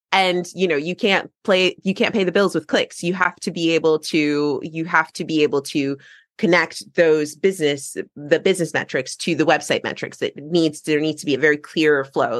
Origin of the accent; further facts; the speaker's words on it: United States; now in England; I'm American and living in England